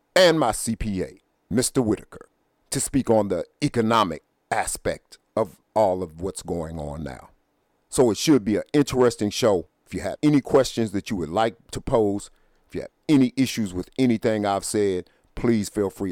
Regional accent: United States; I consider myself a black man, a black American, but I am an American. I was born here.

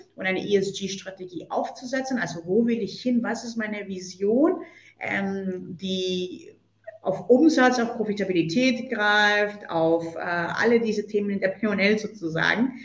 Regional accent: Colombia; moved away; gebürtige Kolumbianerin

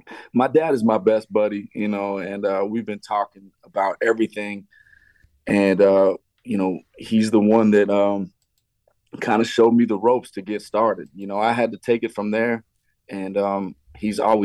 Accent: Montana, United States; moved away as an adult; also born or lived in New York; now in Las Vegas, United States; growing up in Montana

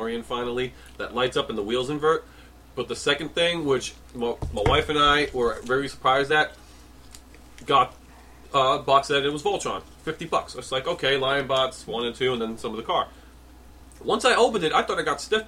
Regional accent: New York City, New York, United States; born and raised in New York City

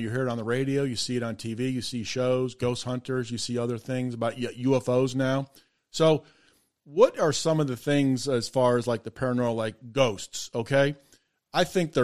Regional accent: North Andover, Massachusetts, United States; I grew up in North Andover in the Merrimack Valley

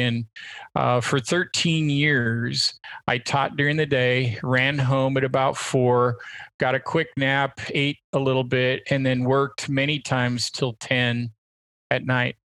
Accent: Portland, Oregon, United States; born or raised there

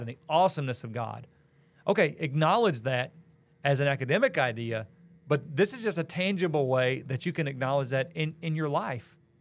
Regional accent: Missouri, United States; moved away as an adult; also born or lived in Illinois / Tennessee / Kentucky / Georgia; now in Valdosta, United States; I grew up in Missouri, and that's where all my family still is

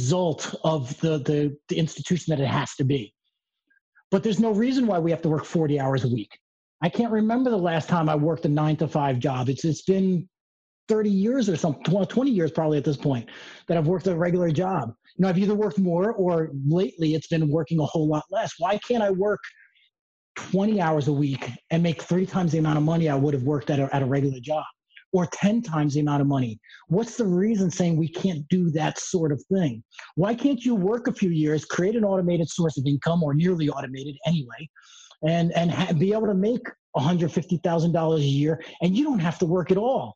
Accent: New York, United States; moved away as an adult; now in Colombia; I'm from New York. I just moved here

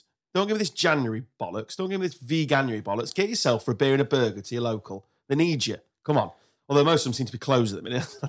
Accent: England, United Kingdom; Well, no, we were because we're English.

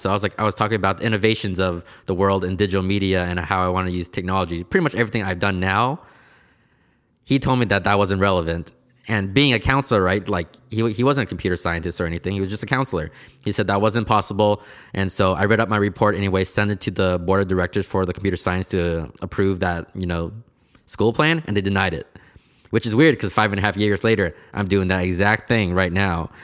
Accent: Portland, United States; I was born here in Portland, and I've pretty much have been here my whole entire life

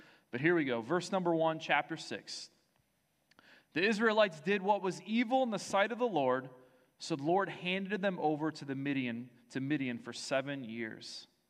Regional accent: Detroit, Michigan, United States; I'm from Detroit, love it.

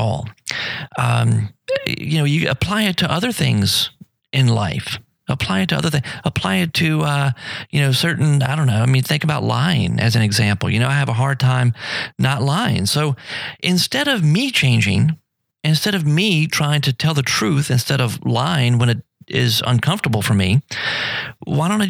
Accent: United States; I'm still American and I still love my country.

